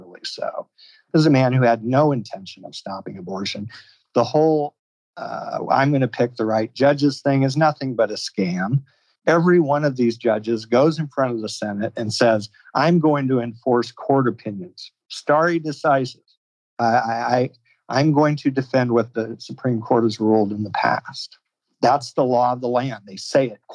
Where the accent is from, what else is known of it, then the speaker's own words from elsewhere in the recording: Iowa, United States; my home state of Iowa